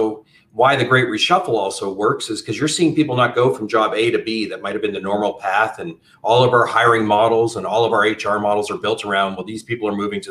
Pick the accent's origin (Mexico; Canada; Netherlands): Canada; moved away as an adult; now in United States; Originally, I'm from Canada and moved down to the US over 15 years ago